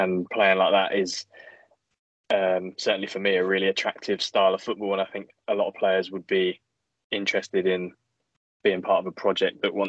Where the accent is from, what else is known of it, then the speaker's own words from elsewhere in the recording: England, United Kingdom; being English